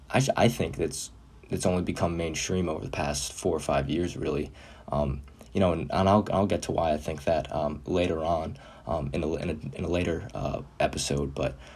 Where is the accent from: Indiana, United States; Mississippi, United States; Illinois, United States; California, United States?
Illinois, United States; Chicago; born there; now in Short Hills, United States; sports media major. I was born in Chicago, Illinois, but currently live in Short Hills, New Jersey